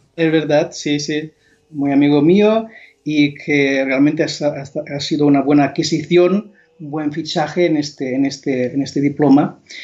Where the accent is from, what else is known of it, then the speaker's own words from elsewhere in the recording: Mallorca, Balearic Islands, Spain; Spanish is a second language; now in Montserrat, Spain; yo soy originario de Mallorca, nací en un pueblo pequeño cerca de Manacor, que se llama Son